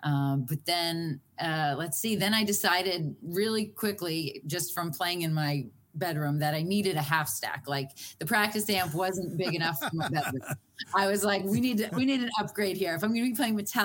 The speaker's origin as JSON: {"language": "English", "town": "Boston", "region": "Massachusetts", "country": "United States", "tie": "born or raised there", "said": "I'm from Boston"}